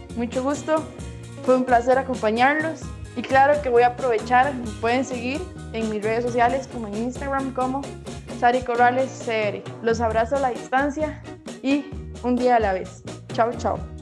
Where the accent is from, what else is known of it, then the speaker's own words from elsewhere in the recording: Paraíso, Cartago, Costa Rica; soy de Costa Rica, de Paraíso de Cartago